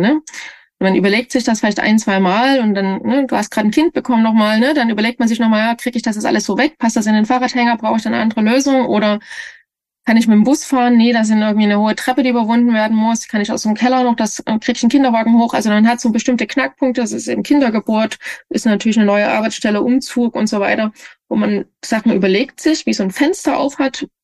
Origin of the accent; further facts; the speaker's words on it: Leipzig, Saxony, Germany; now in Kassel, Germany; Leipzig ist für mich schon ein bisschen meine Heimat alles, ne? Die Heimatregion.